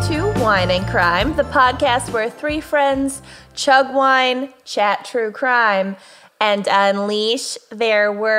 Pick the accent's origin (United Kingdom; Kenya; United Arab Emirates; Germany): Kenya; now in United States; Fuck it, whatever. I'm Kenyan.